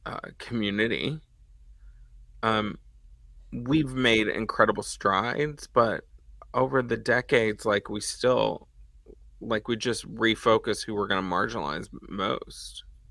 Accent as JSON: {"language": "English", "town": "Dallas", "region": "Texas", "country": "United States", "tie": "born or raised there", "said": "In Dallas."}